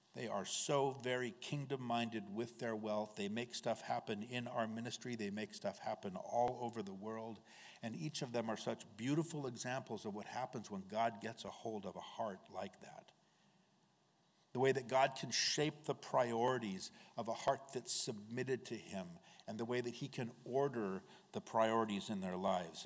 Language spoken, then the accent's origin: English; United States; as American Christians